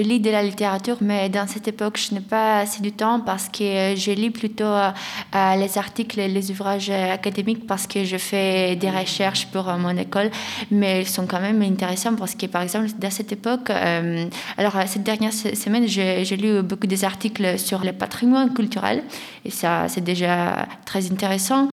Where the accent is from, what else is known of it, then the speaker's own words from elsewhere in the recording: Greece; French is a second language; now in France; j'ai un accent un peu étranger et ils me demandent d'où tu viens et moi je dis de Grèce.